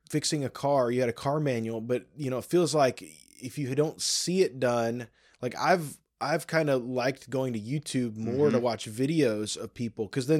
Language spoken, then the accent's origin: English; Michigan, United States; I grew up in Michigan for some of my childhood, and I feel like it's a Michigan winter right now because there is snow everywhere.